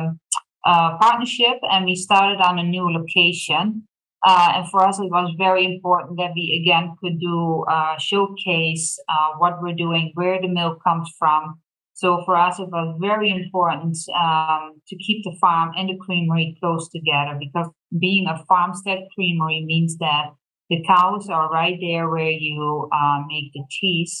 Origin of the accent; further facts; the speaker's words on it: Netherlands; moved away as an adult; now in Thorp, United States; I was born and raised in a tiny little country in Europe called Holland, the Netherlands.